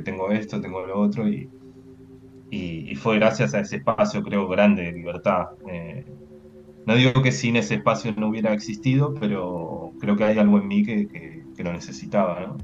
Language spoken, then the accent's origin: Spanish; Uruguay; moved away as an adult; also born or lived in Lyon, France / Toulouse, France; now in Barcelona, Spain; soy uruguayo